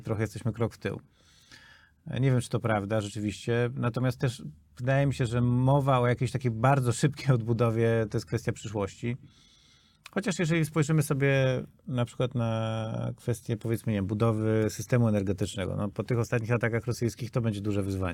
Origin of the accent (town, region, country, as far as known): Poland